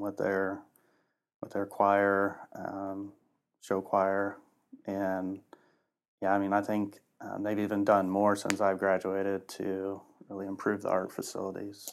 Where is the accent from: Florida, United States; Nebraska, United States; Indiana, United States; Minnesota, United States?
Indiana, United States; Lafayette; Born and raised in Lafayette.